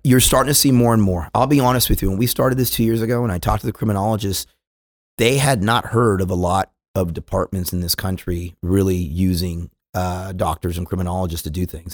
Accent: California, United States; moved away as an adult; now in Dallas, United States; I go out from California

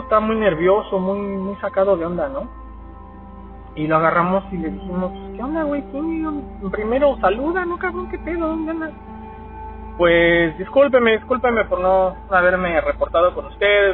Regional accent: Mexico City, Mexico; yo soy originario de la Ciudad de México y allá nosotros tendíamos a, a subirnos a los a las azoteas de, de los edificios a jugar fútbol

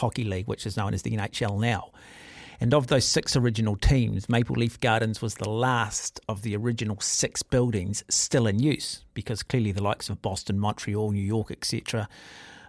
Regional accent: Auckland, New Zealand; I grew up in Mount Albert and Western Springs is just over the hill

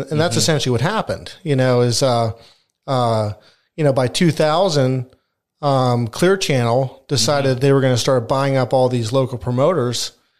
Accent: Penn Township, Pennsylvania, United States; Yeah, we grew up in Penn Township, right between Kistler's and Bushy Run.

